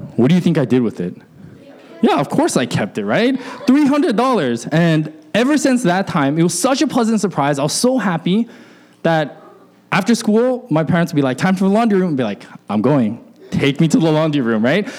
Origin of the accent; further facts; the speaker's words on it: Alaska, United States; when I was growing up in Alaska